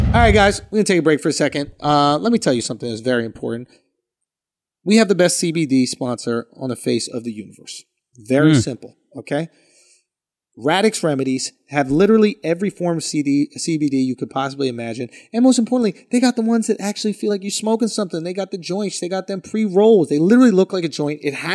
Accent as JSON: {"language": "English", "town": "Philadelphia", "region": "Pennsylvania", "country": "United States", "said": "Northeast Philly."}